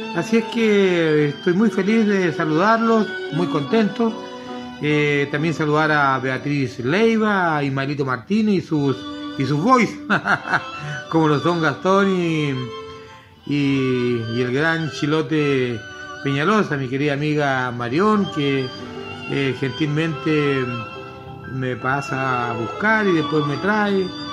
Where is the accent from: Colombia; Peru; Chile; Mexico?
Chile; eso nos enorgullece como, como chilenos